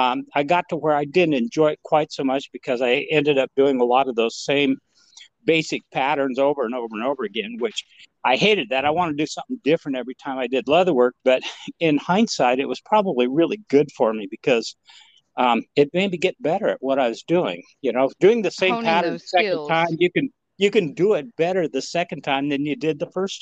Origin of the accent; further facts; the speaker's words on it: Montana, United States; now in Texas, United States; I grew up in Montana